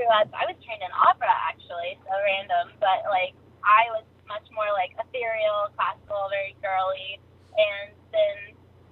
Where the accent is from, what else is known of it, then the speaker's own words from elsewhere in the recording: California, United States; I'm from California